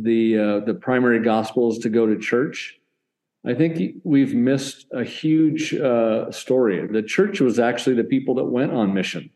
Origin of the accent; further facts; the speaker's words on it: Portland, Oregon, United States; moved away as an adult; also born or lived in Denver, Colorado; now in Alton, United States; I hail from Portland, Oregon, hometown there